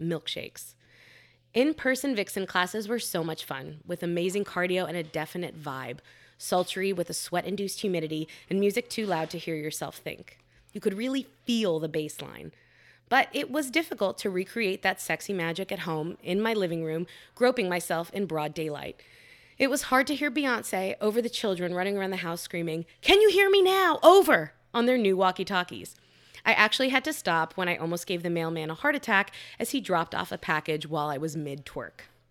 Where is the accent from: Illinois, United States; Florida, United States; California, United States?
Florida, United States; Miami; moved away; my hometown of Miami